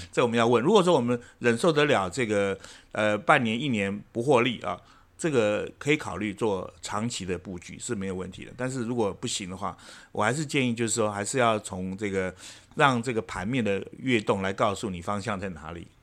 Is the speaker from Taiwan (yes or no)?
yes; Taiwan; 我们台湾这边生产，呃，呃，这个，呃，C P U，呃，晶片